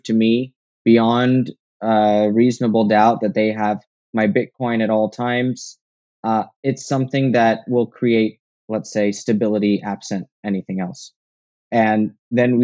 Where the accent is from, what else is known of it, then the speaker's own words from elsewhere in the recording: United States; I'm an American